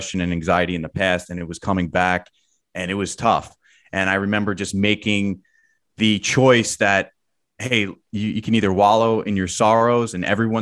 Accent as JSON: {"language": "English", "region": "New Jersey suburbs", "country": "United States", "said": "I'm from the Jersey suburbs"}